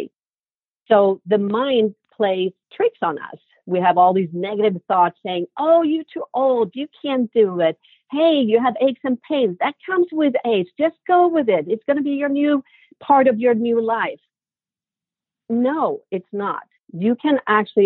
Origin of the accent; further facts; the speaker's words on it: Sweden; moved away; growing up in Sweden, in my family, we all have a very sweet tooth